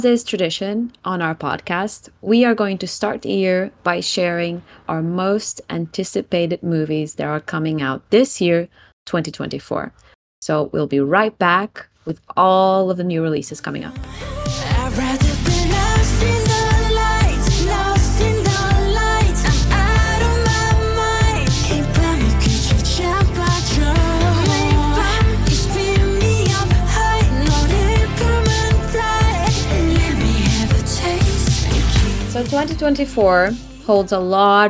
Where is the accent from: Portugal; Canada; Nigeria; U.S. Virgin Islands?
Portugal; I'm … from Portugal